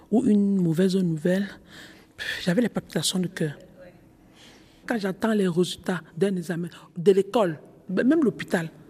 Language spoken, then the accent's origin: French; Cameroon; dans mon pays, je suis camerounaise, euh, dans mon pays, il y a un mec qu'on appelle le, le coquille.